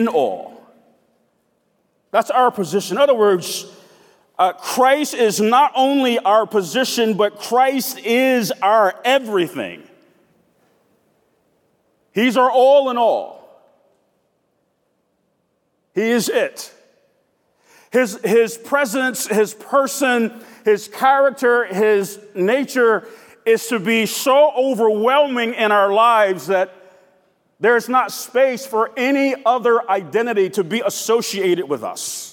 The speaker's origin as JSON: {"language": "English", "town": "Decatur", "region": "Georgia", "country": "United States", "tie": "born or raised there", "said": "I grew up in an urban suburb of the city of Atlanta. I grew up in South Decatur"}